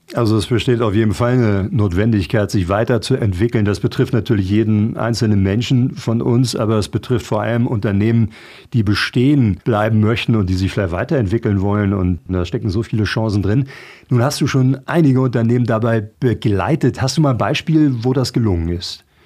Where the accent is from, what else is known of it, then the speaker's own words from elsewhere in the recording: Fischbeck, Lower Saxony, Germany; hier bei mir in meinem Heimatort Fischbeck